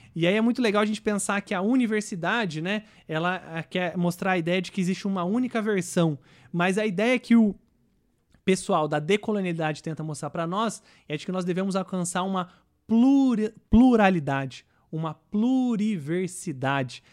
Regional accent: Brazil; nós, enquanto brasileiros

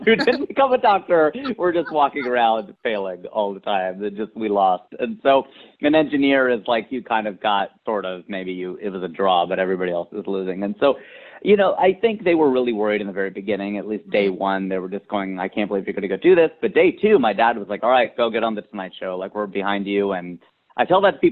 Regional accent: Cincinnati, Ohio, United States; my hometown of Cincinnati, Ohio

